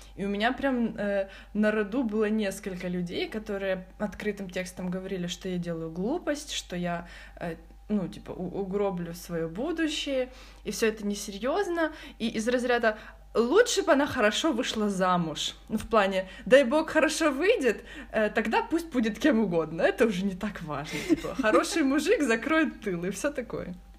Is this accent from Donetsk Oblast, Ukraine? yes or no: no; Kryvyi Rih, Dnipropetrovsk Oblast, Ukraine; Я лежала в больнице в городе Кривом Роге, откуда я родом